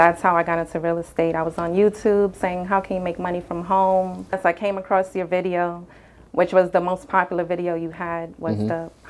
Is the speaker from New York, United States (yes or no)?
yes; New York City, New York, United States; also born or lived in Florida; now in North Carolina, United States; I'm from New York, from the Bronx. I lived in Florida for a good segment of my life, maybe 10 years.